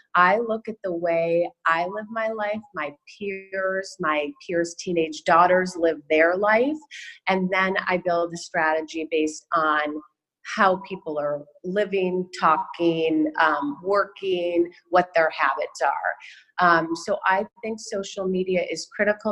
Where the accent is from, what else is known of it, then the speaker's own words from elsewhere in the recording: Chicago, Illinois, United States; moved away as an adult; also born or lived in San Diego, California / Beaumont, Texas; I was born and raised in Chicago, and I came out to USD.